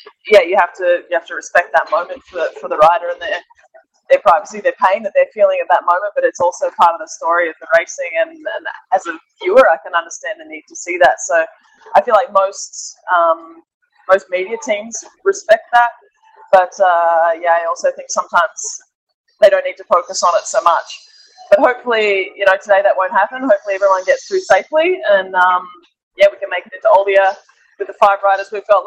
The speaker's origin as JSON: {"language": "English", "country": "Australia", "moved": "yes", "said": "I'm Australian, my family is a long way from Europe"}